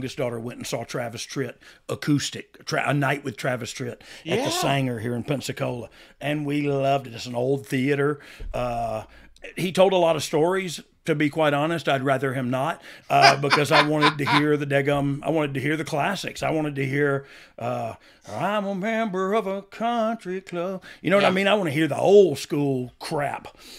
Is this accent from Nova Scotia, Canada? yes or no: yes; Nova Scotia, Canada; I'm from Nova Scotia, so I say things differently.